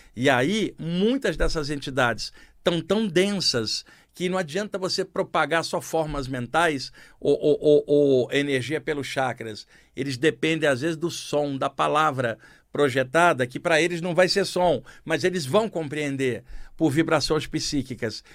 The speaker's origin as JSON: {"language": "Portuguese", "region": "Rio de Janeiro", "country": "Brazil", "tie": "born or raised there", "said": "no Rio de Janeiro, onde eu cresci"}